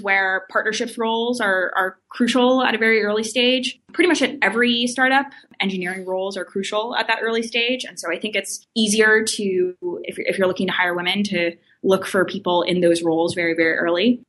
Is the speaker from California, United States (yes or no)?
yes; Glendale, California, United States; moved away as an adult; also born or lived in Stanford; originally, I'm from uh, Glendale, which is kind of a suburb of Los Angeles. I grew up there pretty much all my life